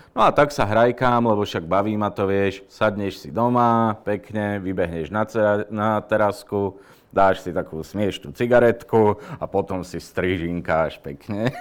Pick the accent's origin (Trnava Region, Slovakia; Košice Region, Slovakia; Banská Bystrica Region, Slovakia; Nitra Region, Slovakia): Banská Bystrica Region, Slovakia; Lučenec; moved away as an adult; now in Bratislava, Slovakia; Tak ja som pôvodom z Lučenca, tam sa stále cítim akože doma